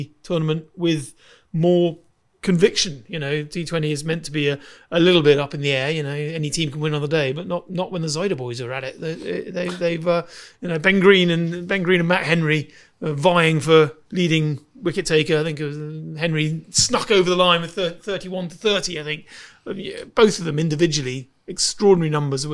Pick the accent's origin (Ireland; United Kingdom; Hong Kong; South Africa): United Kingdom; Dorset, South West England; I grew up in Dorset